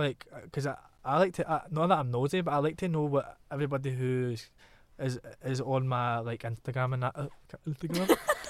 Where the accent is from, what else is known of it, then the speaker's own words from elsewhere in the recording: Glasgow, Scotland, United Kingdom; Glasgow, like the bullshit-o-meter is so potent. Like, every time I come home, my mum's like, check my accent to make sure it's still in check. I could never change my accent